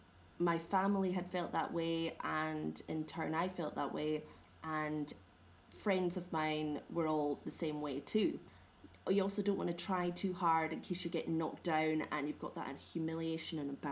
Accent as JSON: {"language": "English", "region": "Scotland", "country": "United Kingdom", "said": "As you know, I'm Scottish"}